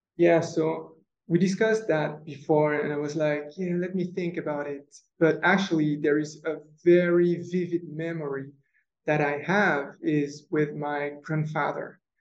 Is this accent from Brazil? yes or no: no; France; moved away; So I'm French, so I grew up in France.